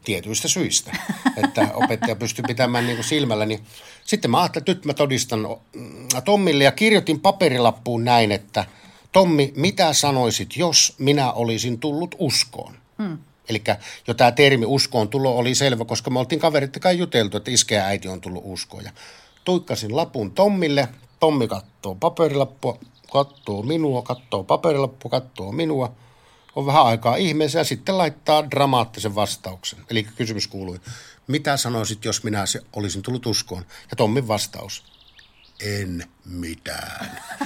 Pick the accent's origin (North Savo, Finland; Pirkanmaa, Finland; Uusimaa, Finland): North Savo, Finland; Varkaus; moved away; Minä olen Varkaudesta kotoisin.